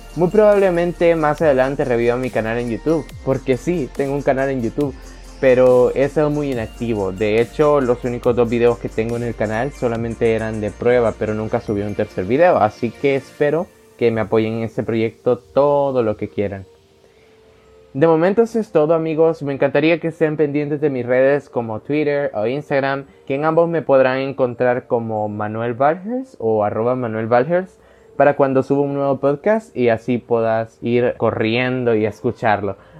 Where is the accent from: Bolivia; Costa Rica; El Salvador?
El Salvador; El Salvador, el cual para los que no me conocen es mi país natal